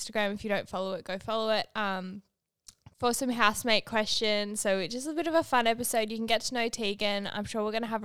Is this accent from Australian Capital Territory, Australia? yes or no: no; Manly, New South Wales, Australia; moved away as an adult; now in Bondi, Australia; I'm from Manly